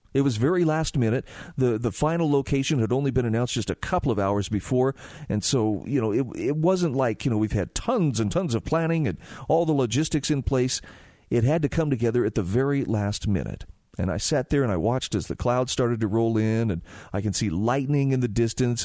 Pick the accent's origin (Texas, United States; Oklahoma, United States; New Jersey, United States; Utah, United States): Utah, United States; my home state of Utah